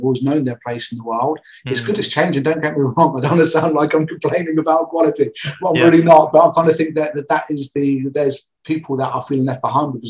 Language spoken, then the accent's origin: English; Portsmouth, South East England, United Kingdom; I grew up in Portsmouth